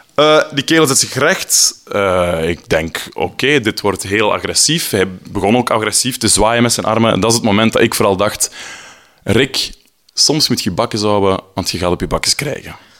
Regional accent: Flanders, Belgium; now in Brussels, Belgium; Ik ben een Vlaming in Brussel en mijn Frans is niet heel goed

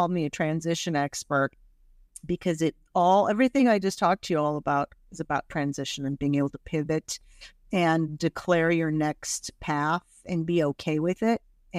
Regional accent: Indiana, United States; English is a second language; moved away; also born or lived in Iran / Washington, D.C.; I grew up in the Midwest and I had a great upbringing in Indiana, but it was hard, like, right? I didn't look like the other kids. I got beaten up a lot. I started first grade not knowing a word of English.

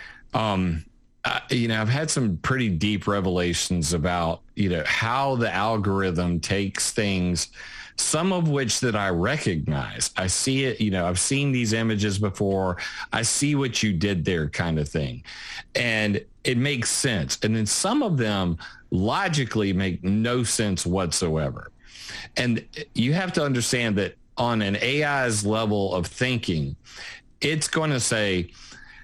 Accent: South Carolina, United States; I am from South Carolina

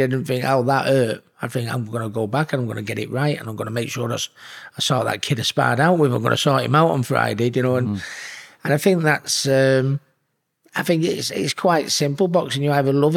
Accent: Hattersley, North West England, United Kingdom; But I consider myself a Hattersley lad. You know, I was from Manchester, which is where I am from. But I mean, ultimately, I'm a Hattersley lad, yeah. And I've never forgot my roots, and I still go down. I have the same mates from school that I always had. I live 10 minutes down the road from where I was born

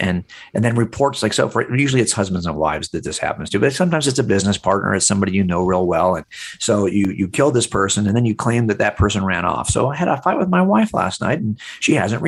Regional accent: Los Angeles County, California, United States; I grew up here in Los Angeles County.

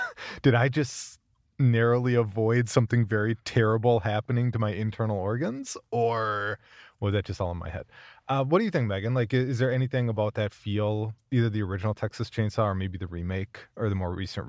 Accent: United Kingdom; I think as a Brit, it has a certain charm and definitely plays with the kind of social construct that we have over here.

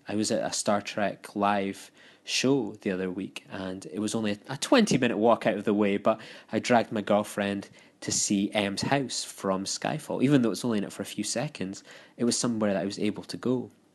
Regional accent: United Kingdom; now in Scotland, United Kingdom; being a Brit

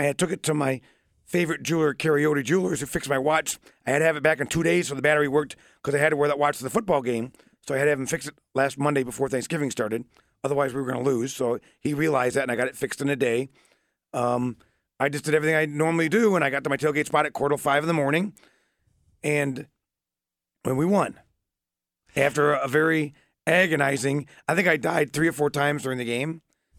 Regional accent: Euclid, Ohio, United States; Euclid. East side of Cleveland.

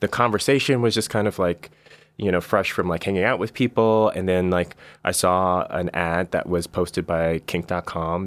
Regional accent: Bay Area, California, United States; I'm from the Bay Area originally

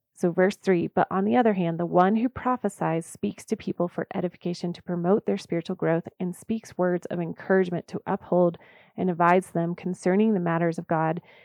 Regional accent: the South, United States; I was raised in the South, and I love Southern roots

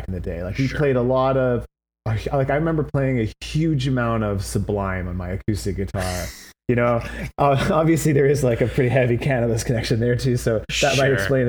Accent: Vancouver, British Columbia, Canada; I come from Vancouver, British Columbia.

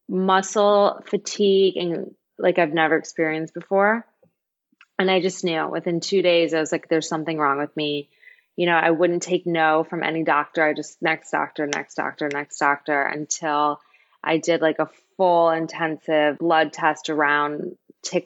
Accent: Michigan, United States; moved away; And I'm from Michigan.

